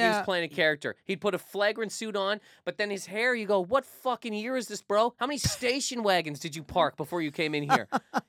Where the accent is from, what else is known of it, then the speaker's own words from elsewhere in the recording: Canada; now in United States; There's a lot of things that happen when you move to America as a Canadian.